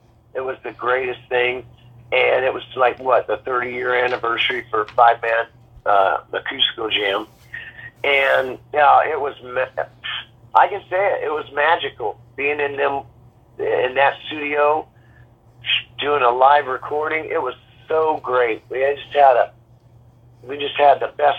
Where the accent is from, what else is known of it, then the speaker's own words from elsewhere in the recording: Oklahoma, United States; now in California, United States; I grew up in Oklahoma